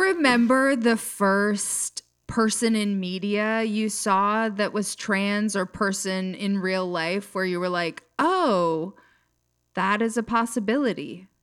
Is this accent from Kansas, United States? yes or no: no; Jackson, Minnesota, United States; now in Los Angeles, United States; I'm from a little town called Jackson. It's like southwest Minnesota between Worthington and Fairmont